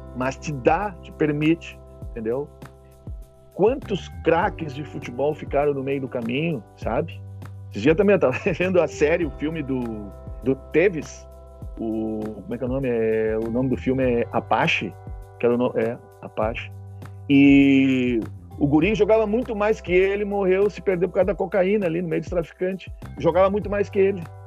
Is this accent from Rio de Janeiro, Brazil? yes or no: no; Rio Grande do Sul, Brazil; nós temos outra língua aqui